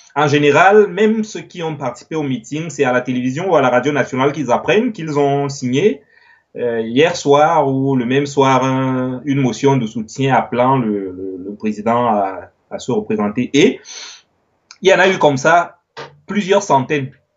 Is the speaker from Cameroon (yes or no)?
yes; Cameroon; moved away as an adult; also born or lived in Yaoundé, Cameroon / Paris, France; now in France; je suis camerounais, je suis en France depuis 4 euh, ans, 4 ans et demi.